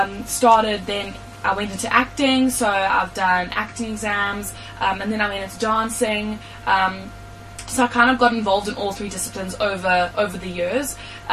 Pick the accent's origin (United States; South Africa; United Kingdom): South Africa; Durban, KwaZulu-Natal; now in Johannesburg, South Africa; So I am originally from Durban